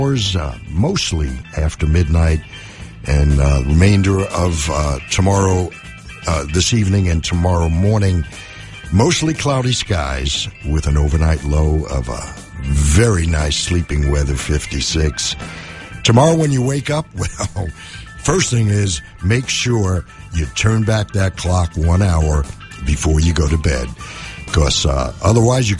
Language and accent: English; New York City, New York, United States; moved away; Growing up in New York, I grew up just blocks away from where that occurred